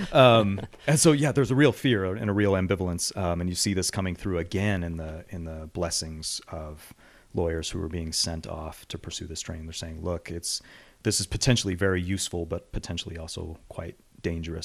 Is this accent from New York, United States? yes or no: yes; Western New York, United States; moved away; I grew up in Western New York.